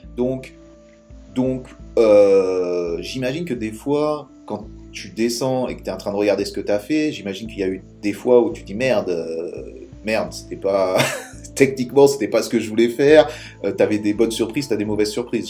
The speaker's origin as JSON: {"language": "French", "country": "France", "said": "en tant que Français"}